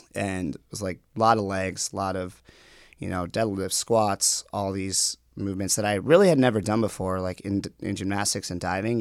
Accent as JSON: {"language": "English", "town": "Minnetonka", "region": "Minnesota", "country": "United States", "tie": "born or raised there", "also_born_or_lived": "Guatemala", "said": "I grew up in a western suburb of Minneapolis. It's called Minnetonka"}